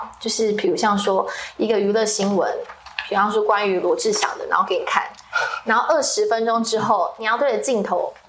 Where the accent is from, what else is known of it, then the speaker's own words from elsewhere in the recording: Kaohsiung, Taiwan; accent: Taiwanese-accented Mandarin; moved away as an adult; now in Taipei, Taiwan; 我因为我是高雄人，我十八岁上来台北的时候，我一开口，全部的人会傻眼，因为我讲话台湾国语。